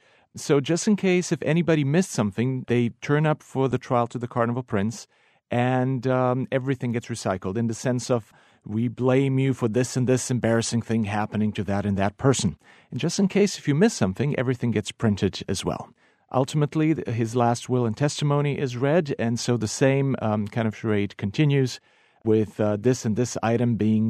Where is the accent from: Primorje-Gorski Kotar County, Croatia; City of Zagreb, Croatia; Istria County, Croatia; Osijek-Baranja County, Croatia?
Primorje-Gorski Kotar County, Croatia; Rab; now in -; Well, that would be, of course, from my hometown in Rab.